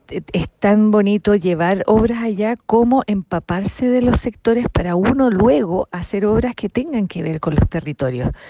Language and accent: Spanish; Viña del Mar, Valparaíso, Chile; Yo no soy de Santiago, yo soy de Viña.